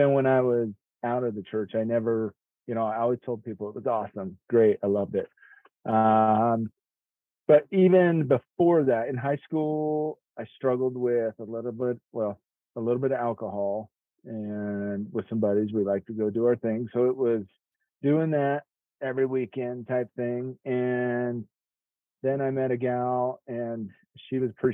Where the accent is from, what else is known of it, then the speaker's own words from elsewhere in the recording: Utah, United States; also born or lived in Kansas; I am from Utah, mostly. I used to live in Kansas for a bit